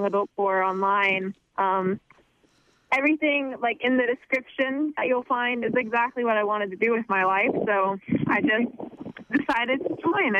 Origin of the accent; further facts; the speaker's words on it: Aurora, Colorado, United States; I am from Aurora, Colorado. It's just southeast of Denver, Colorado